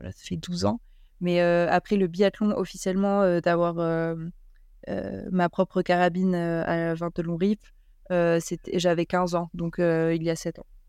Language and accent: French; Grenoble, Auvergne-Rhône-Alpes, France; je suis née à Grenoble et, je fais mes études à Grenoble et mmh, je m'entraîne dans le Bercor. Donc j'ai commencé le ski au comité du Dauphiné